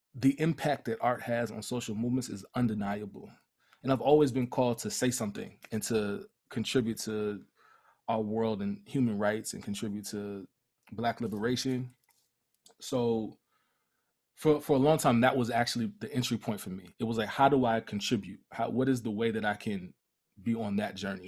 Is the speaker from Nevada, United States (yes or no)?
no; Mount Vernon, New York, United States; also born or lived in Cleveland, Ohio; Moved to Mount Vernon, New York when I was young